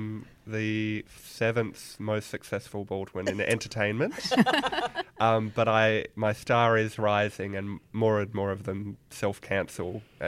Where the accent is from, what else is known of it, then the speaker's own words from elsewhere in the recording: Perth, Western Australia, Australia; I am. I'm from Perth.